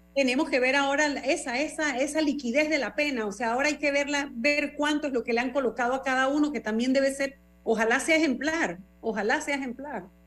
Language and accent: Spanish; Panama; como panameña